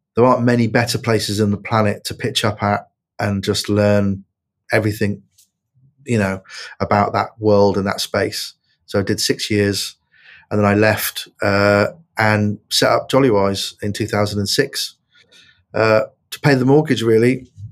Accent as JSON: {"language": "English", "town": "Plymouth", "region": "South West England", "country": "United Kingdom", "tie": "born or raised there", "said": "I grew up in Plymouth uh, as a young lad."}